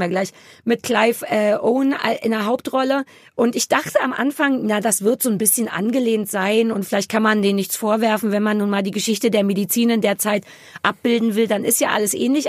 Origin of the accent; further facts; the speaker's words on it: Berlin, Germany; für mich als Berliner